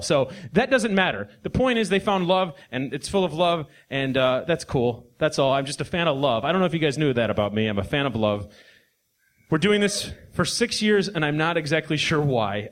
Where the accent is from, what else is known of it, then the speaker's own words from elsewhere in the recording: Midwest, United States; we're both from the Midwest